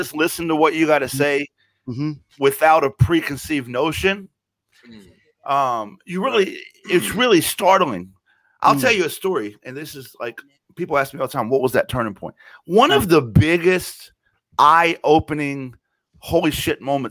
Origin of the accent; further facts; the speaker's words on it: the South, United States; I grew up in the South.